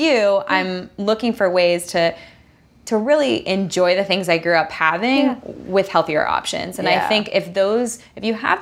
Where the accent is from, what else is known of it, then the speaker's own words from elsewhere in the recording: Southern California, United States; I grew up here in Southern California